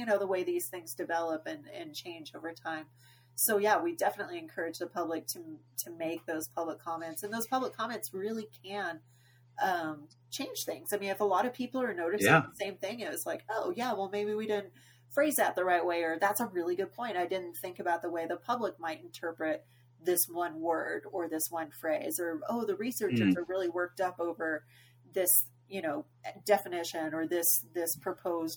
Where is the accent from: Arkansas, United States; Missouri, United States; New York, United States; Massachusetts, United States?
Arkansas, United States; Growing up in Arkansas